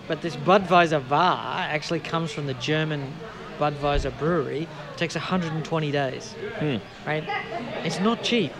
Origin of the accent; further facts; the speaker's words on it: Australia; moved away as an adult; now in United Kingdom; I grew up in Australia